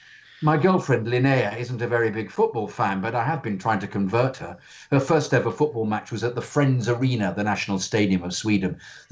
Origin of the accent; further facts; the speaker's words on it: Southern District, Israel; also born or lived in Romania; now in Barcelona, Spain; I was born in Romania, but my parents moved to Israel when I was very young. Growing up in the early 90s in a small desert city in the south of Israel